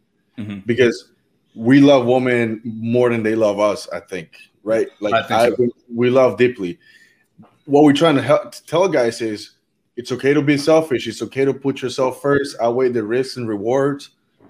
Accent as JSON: {"language": "English", "country": "Canada", "said": "I'm from Canada"}